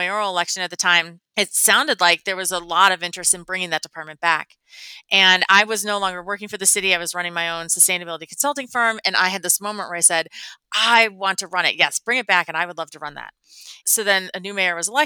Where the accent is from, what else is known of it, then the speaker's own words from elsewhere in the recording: Midwest, United States; moved away as an adult; also born or lived in Chicago; now in Denver, United States; I'm from the Midwest. I've always lived on the Great Lakes